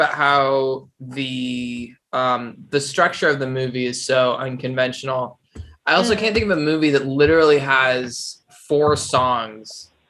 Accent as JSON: {"language": "English", "region": "California", "country": "United States", "said": "I'm from California"}